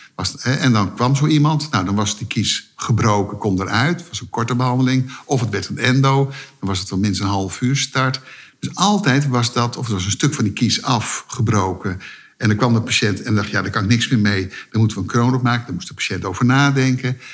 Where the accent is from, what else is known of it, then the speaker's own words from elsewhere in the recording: Netherlands; omdat ik Nederlander was